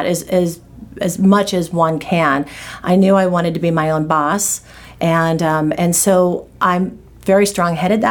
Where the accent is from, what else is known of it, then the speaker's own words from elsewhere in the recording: Anaheim, California, United States; also born or lived in Los Angeles; now in Santa Monica, United States; I grew up in Anaheim. My dad was a cop and my mom was a housewife. We lived there all of my school years